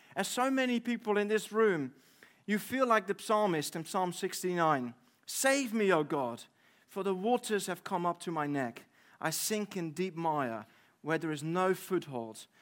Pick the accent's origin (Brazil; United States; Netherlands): Netherlands; moved away as an adult; now in United Kingdom; I'm from the Netherlands.